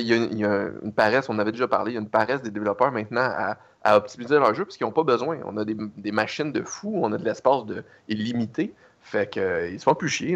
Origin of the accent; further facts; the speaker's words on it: Canada; je suis un Canadien